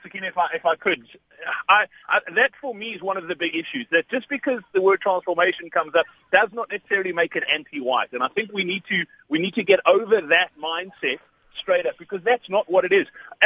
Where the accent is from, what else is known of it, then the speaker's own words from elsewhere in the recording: South Africa; But as a sports fan and a South African, I am proudly South African.